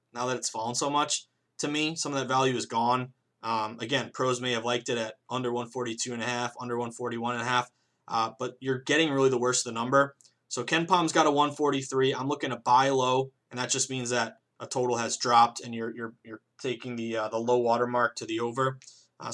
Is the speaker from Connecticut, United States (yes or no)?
no; Western Massachusetts, United States; I am 33 years old. I grew up in Western Massachusetts.